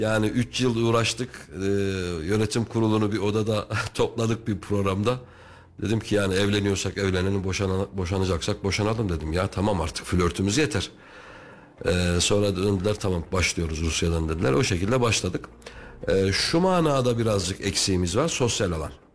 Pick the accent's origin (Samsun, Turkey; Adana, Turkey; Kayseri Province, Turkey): Kayseri Province, Turkey; Kayseri; also born or lived in Istanbul; ben Kayseriliyim doğuma büyüme.